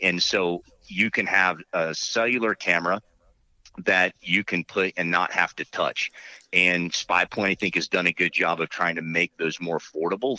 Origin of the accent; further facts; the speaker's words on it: Kissimmee, Florida, United States; moved away; also born or lived in Okeechobee, Florida; I grew up on a big cattle ranch down in Florida